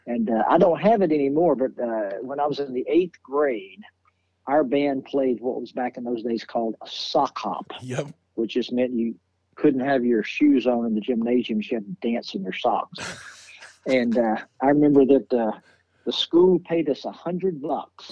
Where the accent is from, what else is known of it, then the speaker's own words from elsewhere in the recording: Nashville, Tennessee, United States; I was born and raised in Nashville